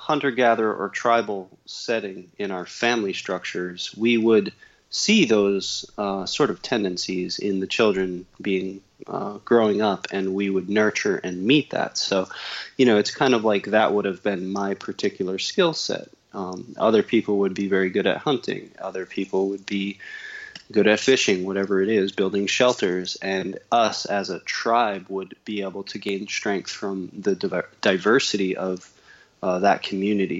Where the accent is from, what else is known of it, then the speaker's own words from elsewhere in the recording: New Jersey, United States; I grew up in New Jersey